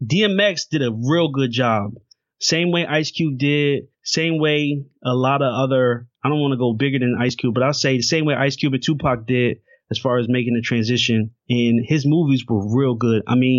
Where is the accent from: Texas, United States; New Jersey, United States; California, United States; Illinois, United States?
New Jersey, United States; So I'm from Jersey, New York, right?